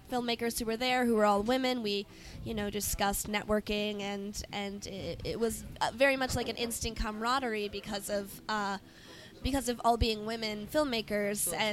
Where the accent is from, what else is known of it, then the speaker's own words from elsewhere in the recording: Chicago, Illinois, United States; No, no, I'm from Chicago.